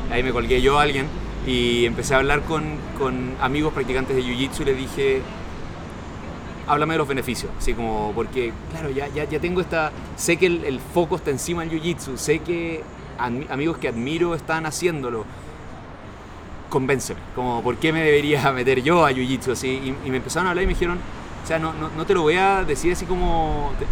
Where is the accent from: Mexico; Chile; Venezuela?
Chile; Y nosotros somos chilenos y tú dijiste, hay gente muy buena